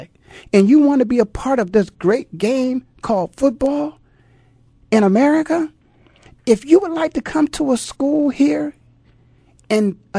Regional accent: Canton, Ohio, United States; born or raised there

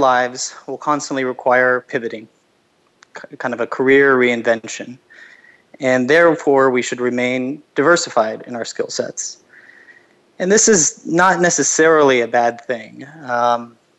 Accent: Los Angeles, California, United States; moved away as an adult; I'm from Los Angeles originally

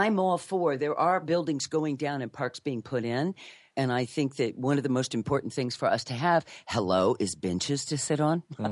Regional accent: New York City, New York, United States; I grew up in New York, and I've been here most of my life

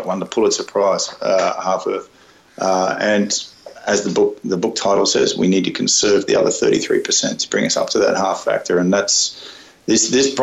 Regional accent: Australia; moved away as an adult; now in Zimbabwe; I'm Australian

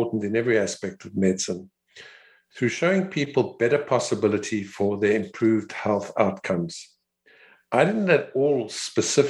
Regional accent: Cape Town, Western Cape, South Africa; I was born in Cape Town, South Africa, where I attended school and qualified as a physician at the University of Cape Town

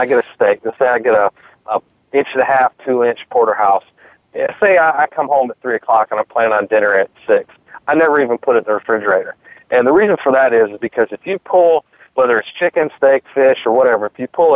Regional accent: Michigan, United States; now in North Carolina, United States; I'm originally from Michigan. I've lived in North Carolina for the past, you know, 30 plus years

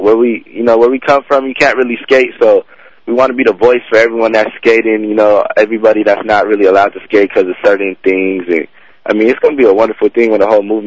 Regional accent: Los Angeles, California, United States; I grew up in Venice, so it's like a hometown performance for me also

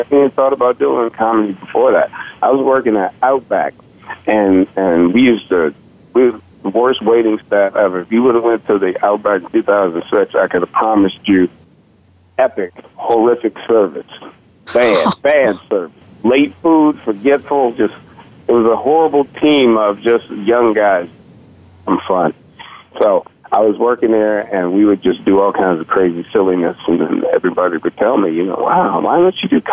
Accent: Remington, Virginia, United States; accent: southern twang; now in New Jersey, United States; I'm originally from Remington, Virginia

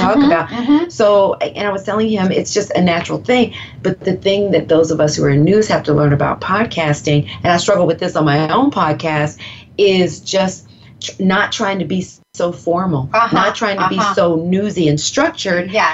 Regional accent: the South, United States; accent: Southern; I'm from the South. I don't have that strong of an accent because my mother grew up in the North in Philadelphia

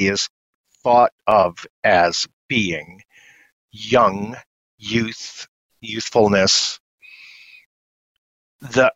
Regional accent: upstate New York, United States; I grew up in upstate New York. And you can hear it in my voice

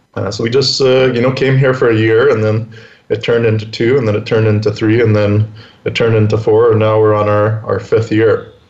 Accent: Winnipeg, Manitoba, Canada; moved away as an adult; also born or lived in Calgary / Mexico; I was born and raised in Winnipeg

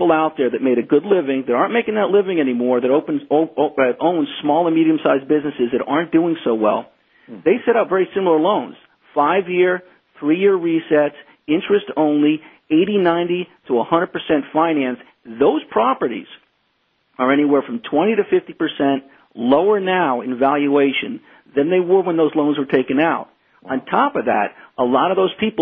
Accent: United States; as an American

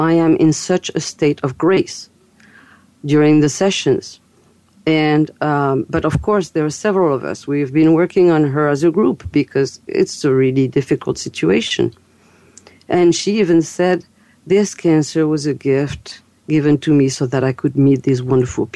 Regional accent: France; accent: French; English is a second language; moved away; also born or lived in Fairfield, Iowa, United States; as you've heard my accent, I'm French. And I'm American, too. But I live between both countries.

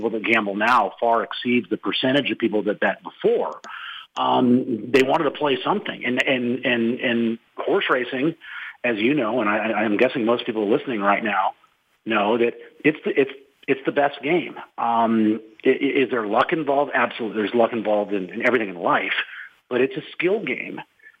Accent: Boston, Massachusetts, United States; born there; also born or lived in Minneapolis; I consider Minneapolis home. I was born in Boston. I spent a lot of time in L.A.

